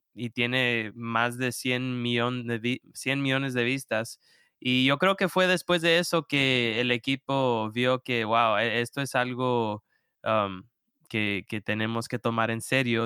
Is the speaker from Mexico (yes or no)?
no; Houston, Texas, United States; moved away as an adult; now in Rock Hill, United States; yo vengo de Texas, de Houston, ah, Texas, y ahí crecí